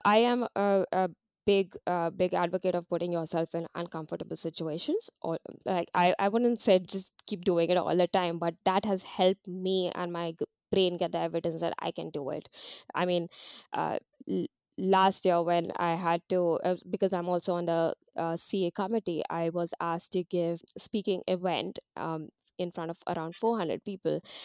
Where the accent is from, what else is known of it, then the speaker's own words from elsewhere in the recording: Mumbai, Maharashtra, India; moved away as an adult; now in New Zealand; growing up in India